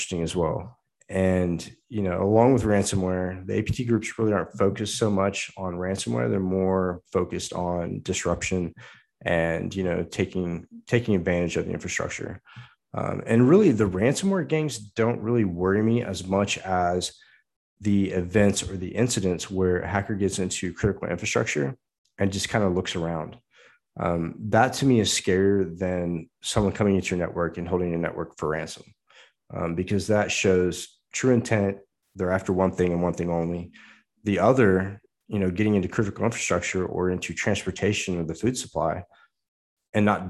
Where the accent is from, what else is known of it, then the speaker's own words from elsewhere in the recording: United States; as an American